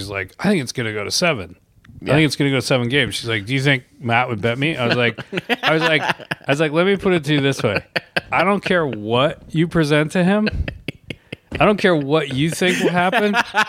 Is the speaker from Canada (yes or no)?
yes; Canada; I'm Canadian